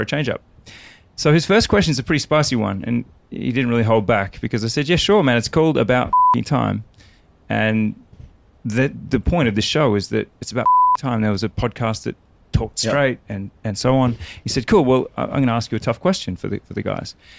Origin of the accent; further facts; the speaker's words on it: Australia; I'm Australian